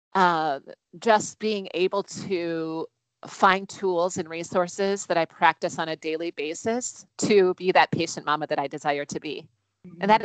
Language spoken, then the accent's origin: English; Wisconsin, United States; now in Minnesota, United States; I'm originally from Wisconsin, so I'm a Midwest girl through and through